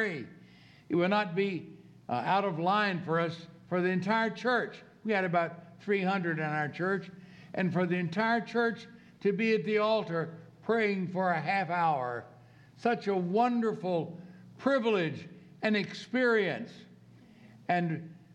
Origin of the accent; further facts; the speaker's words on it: Norfolk, Virginia, United States; where I was raised in Norfolk, Virginia